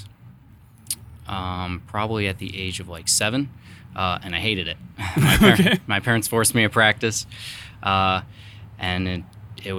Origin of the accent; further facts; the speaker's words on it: Poulsbo, Washington, United States; also born or lived in Chicago, Illinois; now in Seattle, United States; we moved up here when I was really little, about 3 years old. So Paulsbo, Silverdale area has been my home all my life.